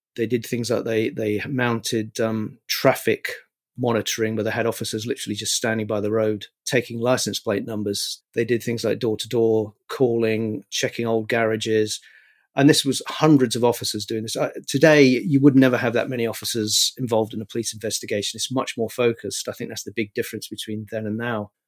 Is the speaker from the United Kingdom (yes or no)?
yes; London, United Kingdom; also born or lived in New York, United States; I grew up where I'm living now, more or less, um, I mean, I was actually born in New York, but I've lived in, in Highbury and London, uh, most of my life. Went to school here